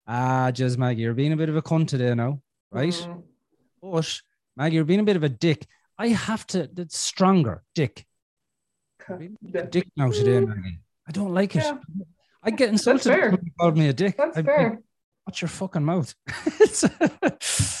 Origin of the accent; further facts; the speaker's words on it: Ireland; I'm Irish. We're a bit different over here.